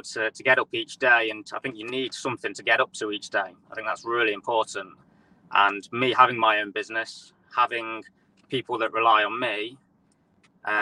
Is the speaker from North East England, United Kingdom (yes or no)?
no; near Nottingham, East Midlands, United Kingdom; We're from the Midlands. Not too far from Nottingham.